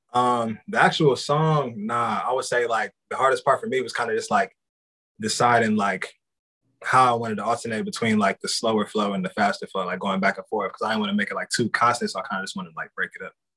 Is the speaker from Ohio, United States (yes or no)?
yes; Columbus, Ohio, United States; I'm from Columbus, Ohio. So like Midwest kid growing up